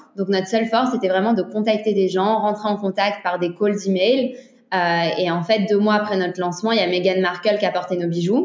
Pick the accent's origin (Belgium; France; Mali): Belgium; Antwerp, Flanders; Sydney et moi, on vient d'Anvers. Donc en fait, on a grandi avec des parents dans le milieu des diamants